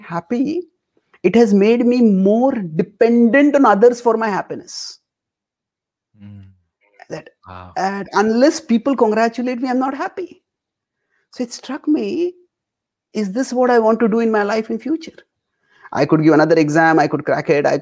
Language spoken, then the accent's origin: English; India; I was born and brought up in India